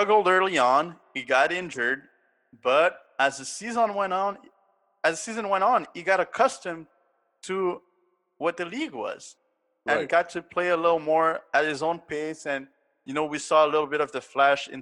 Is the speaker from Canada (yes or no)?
yes; Canada; I'm Canadian